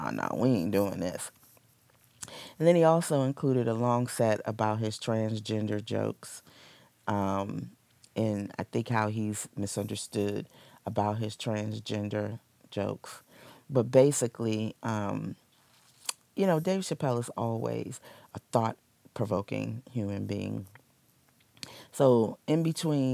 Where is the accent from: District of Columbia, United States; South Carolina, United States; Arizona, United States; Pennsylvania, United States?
District of Columbia, United States; Washington; my hometown, yay, born and raised, D.C. girl.